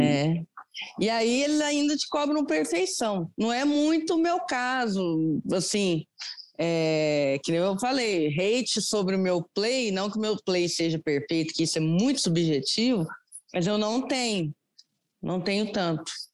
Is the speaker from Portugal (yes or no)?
no; Andradas, Minas Gerais, Brazil; moved away as an adult; now in Lavras, Brazil; Eu sou, eu moro em Lavras, Minas Gerais, hum. mas eu sou de Andradas, que é divisa com o estado de São Paulo.